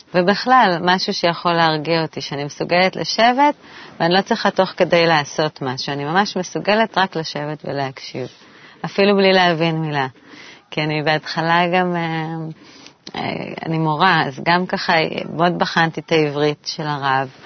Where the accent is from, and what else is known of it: Jerusalem, Jerusalem District, Israel; born or raised there; moved away as an adult; also born or lived in Tel Aviv; now in Tzukim, Israel